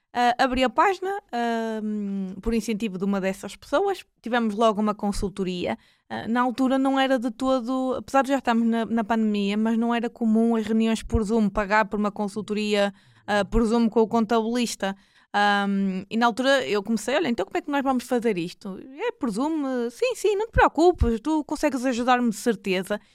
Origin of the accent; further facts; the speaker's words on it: Maia, Norte, Portugal; accent: northern; sou da zona do Porto, uh, mais propriamente da Maia, para quem não tenha notado aqui é o meu norte, sotaque